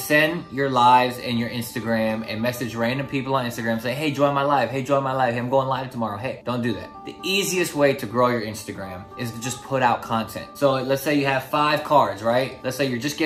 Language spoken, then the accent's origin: English; Newport News, Virginia, United States; I'm from Newport News, Virginia.